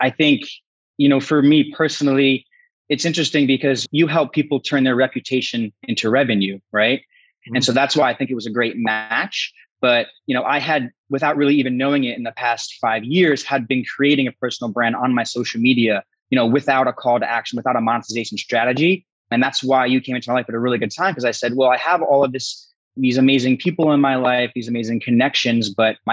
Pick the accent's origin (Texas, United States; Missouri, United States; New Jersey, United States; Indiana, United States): New Jersey, United States; moved away as an adult; also born or lived in San Diego; I'm originally from the Northeast, New Jersey.